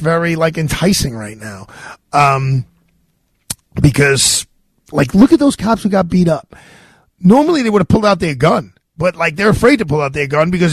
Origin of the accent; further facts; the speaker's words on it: New York City, New York, United States; I grew up in Bay Ridge, Brooklyn